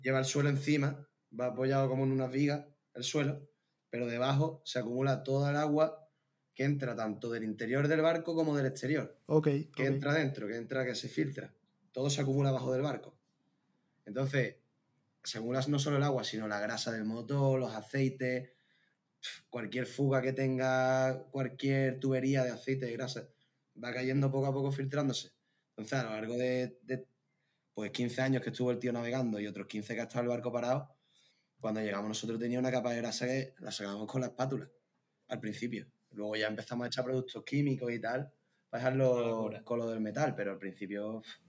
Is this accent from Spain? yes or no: yes; a village near Seville, Andalusia, Spain; moved away as an adult; now in Gran Canaria, Spain; cuando te metes en mi pueblo se ven bastante bien